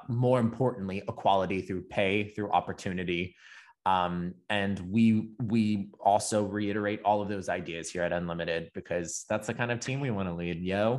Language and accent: English; the South, Florida, United States; I was raised pretty much in the South, Florida's, like, the dump truck of the South